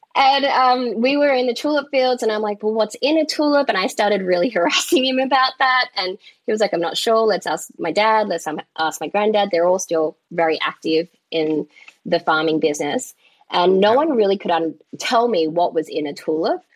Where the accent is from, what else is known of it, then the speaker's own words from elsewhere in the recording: Melbourne, Victoria, Australia; moved away as an adult; also born or lived in New York; now in Netherlands; I'm Chinese Vietnamese by descent, born and raised in Melbourne, hence the accent